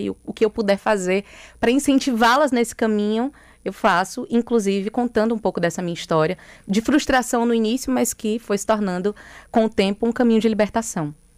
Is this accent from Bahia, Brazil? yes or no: yes; Bahia, Brazil; aqui na minha terra